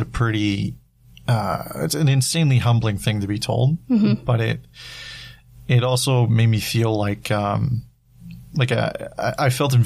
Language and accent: English; British Columbia, Canada; moved away; I went back to my hometown.